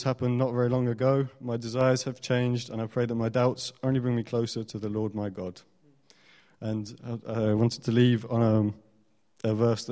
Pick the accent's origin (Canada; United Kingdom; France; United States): France; moved away; I grew up in France